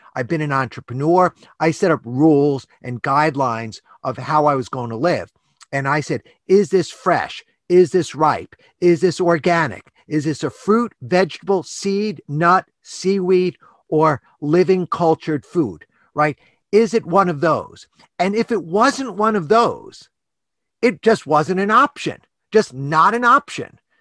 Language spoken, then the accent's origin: English; New York City, New York, United States; I grew up in New York City on the standard American diet